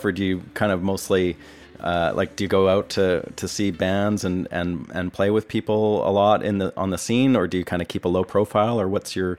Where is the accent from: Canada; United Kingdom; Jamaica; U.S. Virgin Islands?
Canada; Vancouver, British Columbia; moved away as an adult; now in Nashville, United States; I'm from Vancouver